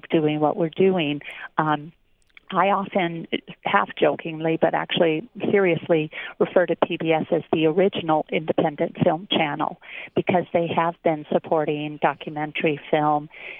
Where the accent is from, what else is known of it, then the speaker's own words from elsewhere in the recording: Minnesota, United States; now in San Francisco, United States; I'm from Minnesota